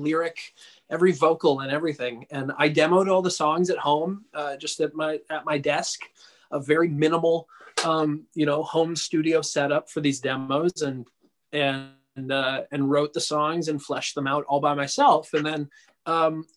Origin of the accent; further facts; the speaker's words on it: Santa Cruz, California, United States; out here in my hometown, Santa Cruz, California.